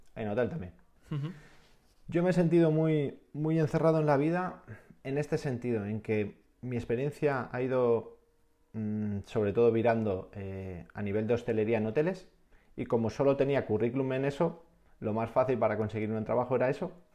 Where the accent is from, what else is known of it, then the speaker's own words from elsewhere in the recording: Castellón, Valencian Community, Spain; moved away as an adult; also born or lived in England; tenía una vida en, mi pueblo, en la Bay Castellón